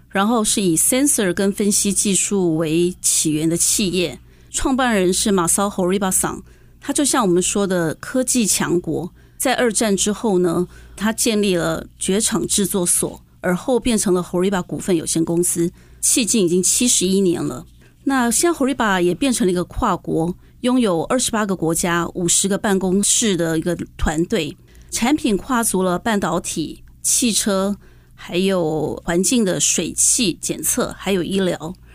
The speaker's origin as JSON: {"language": "Chinese", "country": "Taiwan", "tie": "born or raised there", "also_born_or_lived": "United States", "said": "毕竟我还是一个在台湾长大的孩子"}